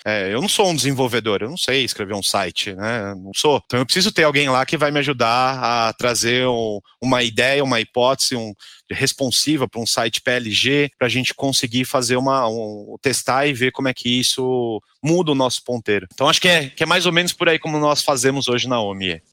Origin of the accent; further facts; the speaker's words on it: Brazil; accent: Brazilian; A gente brasileiro